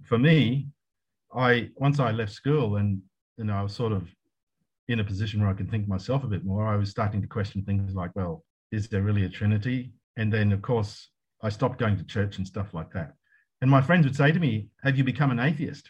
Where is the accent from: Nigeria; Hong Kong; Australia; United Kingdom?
Australia; moved away as an adult; now in Malaysia; I was in Australia for many years because I'm an Australian and that's what we Australians